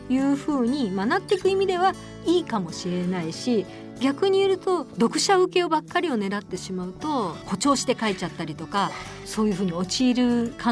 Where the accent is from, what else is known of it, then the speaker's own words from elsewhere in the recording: Osaka, Japan; moved away; also born or lived in Tokyo; 阪出身でしたから